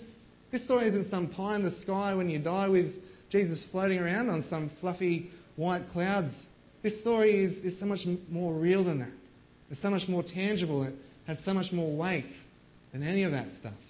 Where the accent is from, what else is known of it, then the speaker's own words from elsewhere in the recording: Australia; as Aussie blokes